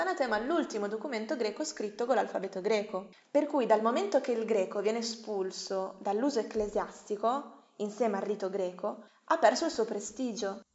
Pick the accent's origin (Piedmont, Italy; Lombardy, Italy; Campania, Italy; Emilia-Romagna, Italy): Emilia-Romagna, Italy; Bologna; also born or lived in United States; io sono nata e cresciuta a Bologna